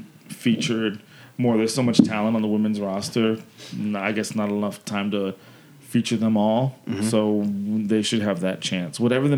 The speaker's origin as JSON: {"language": "English", "town": "Seattle", "region": "Washington", "country": "United States", "said": "I'm from Seattle."}